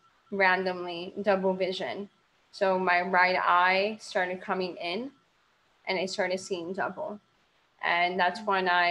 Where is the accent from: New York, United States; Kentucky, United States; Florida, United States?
Florida, United States; Miami; I am from Miami, Florida.